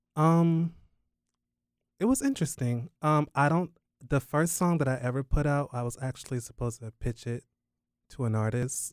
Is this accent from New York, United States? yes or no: no; Durham, North Carolina, United States; I am based in North Carolina. I was born in Durham, North Carolina